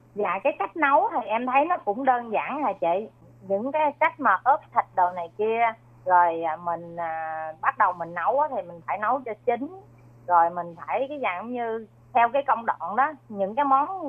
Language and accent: Vietnamese; Mekong Delta, Sóc Trăng, Vietnam; moved away as an adult; now in Taiwan; Việt Nam thì quê em ở miền Tây Sóc Trăng